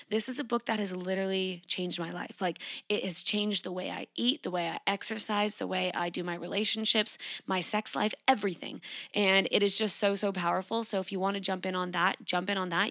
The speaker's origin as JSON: {"language": "English", "country": "Canada", "tie": "born or raised there", "moved": "as an adult", "lives_now": "Sydney, Australia", "said": "I grew up in Canada. I currently live in Sydney, Australia. I've been here for four years."}